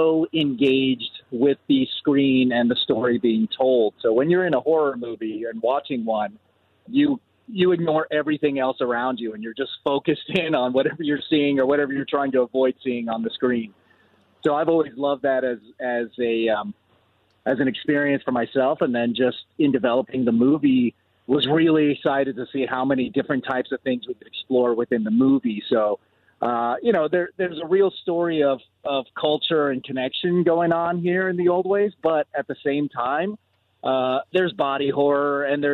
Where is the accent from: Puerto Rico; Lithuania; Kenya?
Puerto Rico; I was born in Puerto Rico